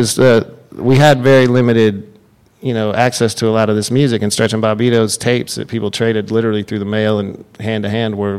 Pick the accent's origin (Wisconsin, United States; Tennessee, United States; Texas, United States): Texas, United States; moved away; I'm from Texas, partially from Texas.